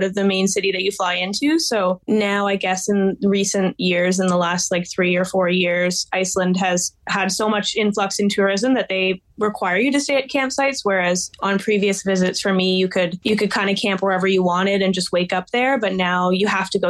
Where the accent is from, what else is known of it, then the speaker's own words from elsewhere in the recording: Ontario, Canada; I'm from Ontario, Canada.